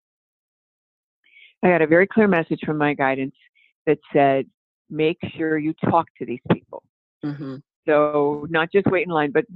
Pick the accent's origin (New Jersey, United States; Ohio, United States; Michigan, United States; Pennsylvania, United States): Ohio, United States; moved away; when we were in the greenhouse business back in Ohio